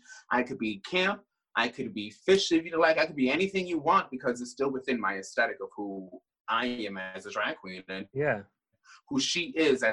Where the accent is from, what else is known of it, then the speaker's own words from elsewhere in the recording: Puerto Rico; accent: Puerto Rican; I talk like a true Puerto Rican.